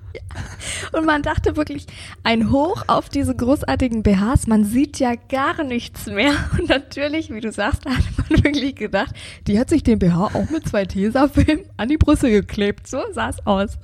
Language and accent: German; Bavaria, Germany; bei uns in Bayern